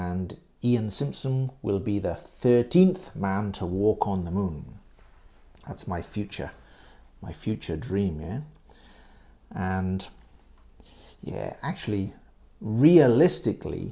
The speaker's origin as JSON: {"language": "English", "region": "Wales", "country": "United Kingdom", "tie": "born or raised there", "also_born_or_lived": "near London", "moved": "as an adult", "lives_now": "Japan", "said": "I moved to Wales when I was about 9. And grew up in Wales."}